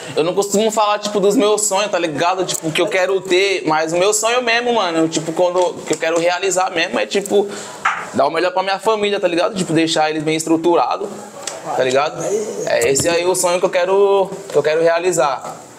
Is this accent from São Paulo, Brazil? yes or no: yes; Osasco, São Paulo, Brazil; Isso aqui é onde eu nasci, mano. Nascido e criado aqui